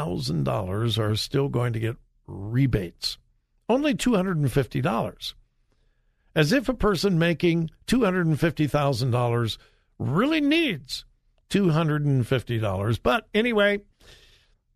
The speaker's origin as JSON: {"language": "English", "region": "California", "country": "United States", "tie": "born or raised there", "said": "I'm from California, born and raised in California"}